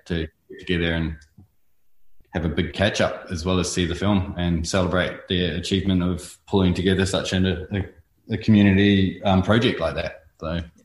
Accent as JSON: {"language": "English", "region": "North Island", "country": "New Zealand", "tie": "born or raised there", "also_born_or_lived": "Invercargill, New Zealand", "moved": "as an adult", "lives_now": "Australia", "said": "we moved up to the North Island where I went to school and lived over there for a long time until I came over on a surf trip"}